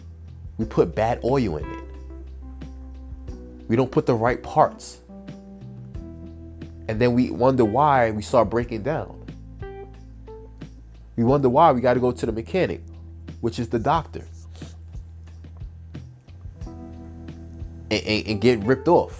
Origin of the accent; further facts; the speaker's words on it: Peekskill, New York, United States; also born or lived in Bronx, New York; I was born and raised in the Bronx until I was about 8 or 9, and then I moved a little further upstate to Westchester, New York